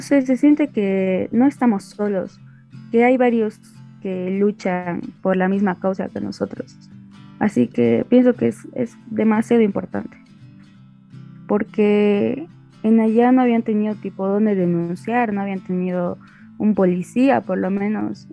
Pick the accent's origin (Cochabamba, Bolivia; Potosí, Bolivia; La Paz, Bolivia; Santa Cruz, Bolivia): Cochabamba, Bolivia; Aiquile; soy del municipio de Iquile de Cochabamba